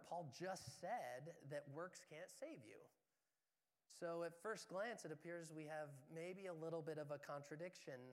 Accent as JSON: {"language": "English", "town": "Moravia", "region": "New York", "country": "United States", "said": "I'm more specifically from Moravia"}